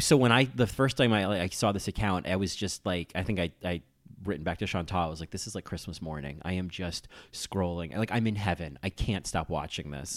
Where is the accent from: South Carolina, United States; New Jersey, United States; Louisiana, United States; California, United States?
New Jersey, United States; I grew up in New Jersey